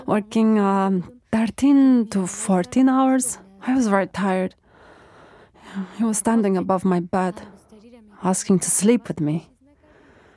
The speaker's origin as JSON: {"language": "English", "country": "Afghanistan", "moved": "yes", "lives_now": "Turkey", "said": "I'm a girl from Afghan society."}